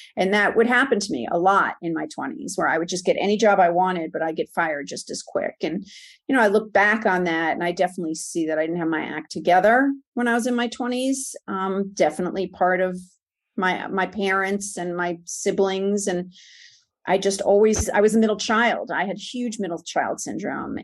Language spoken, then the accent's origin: English; New York, United States; moved away as an adult; also born or lived in Monsey, New York / Livingston, New Jersey / Long Island, New York / suburbs of Atlanta, Georgia; born and raised in New York